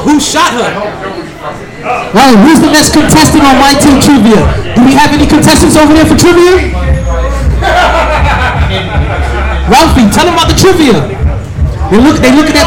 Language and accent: English; Jamaica; cause we're Jamaican, so I'm Jamaican